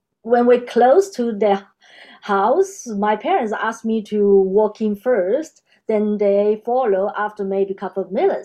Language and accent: English; China; moved away as an adult; now in Australia; I was born in China, and now I'm Australia.